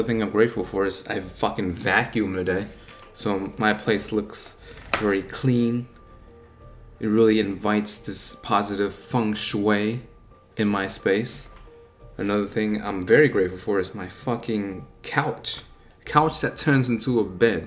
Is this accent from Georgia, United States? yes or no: no; Buffalo, New York, United States; I'm from Buffalo, New York